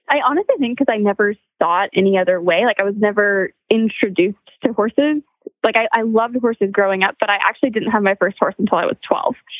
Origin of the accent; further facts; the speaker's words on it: Montana, United States; I grew up in Montana